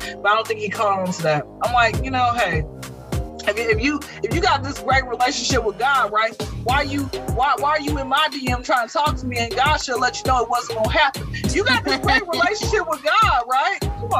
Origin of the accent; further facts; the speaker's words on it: Georgia, United States; I come from the Bible Belt, South Georgia, blah, we learned this in church.